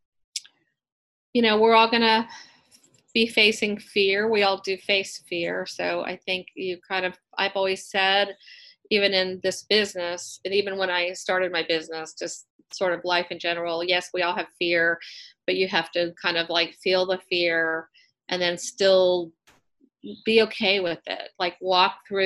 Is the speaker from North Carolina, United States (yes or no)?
no; Western Maryland, United States; moved away as an adult; now in Georgia, United States; I grew up in Maryland, in Western Maryland, and I moved here in 1974 and went to college here